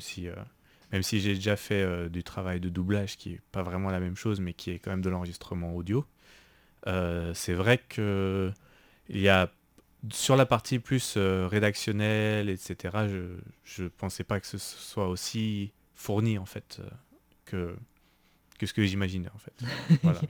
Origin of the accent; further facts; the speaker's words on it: Paris, Île-de-France, France; moved away as an adult; now in Taiwan; je viens de France, de Paris